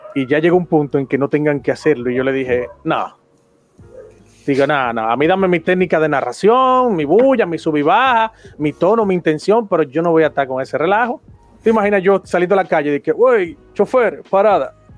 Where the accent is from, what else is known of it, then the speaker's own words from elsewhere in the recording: Dominican Republic; aquí en República Dominicana, donde yo soy nativo y donde actualmente vivo